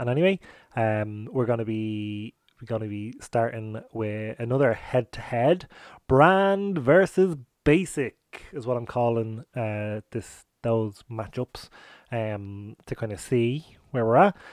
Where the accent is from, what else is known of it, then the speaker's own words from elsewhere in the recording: Ireland; us as Irish people